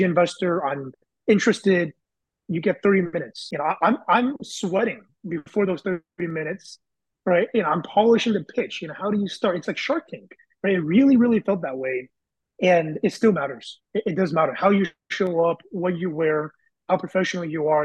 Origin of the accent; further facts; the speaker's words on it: Bay Area, California, United States; went back to my high school network because I'm from the Bay Area.